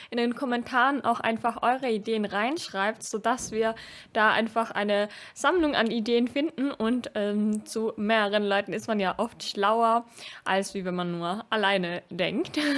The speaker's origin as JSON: {"language": "German", "country": "Austria", "said": "ich komme aus Österreich und bei uns gibt es sowas wie BAföG nicht direkt."}